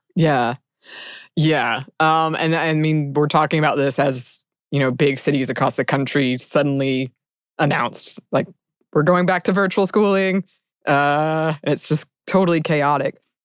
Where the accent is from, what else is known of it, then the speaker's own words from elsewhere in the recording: United States; my experience as an American